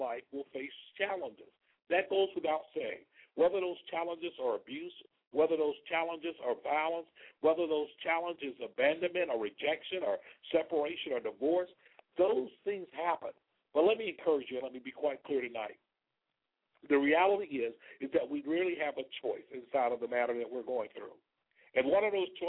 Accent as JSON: {"language": "English", "town": "Selma", "region": "Alabama", "country": "United States", "tie": "born or raised there", "moved": "yes", "lives_now": "Palm Beach, United States", "said": "I'm a native of Alabama from a little city you may have heard of called Selma."}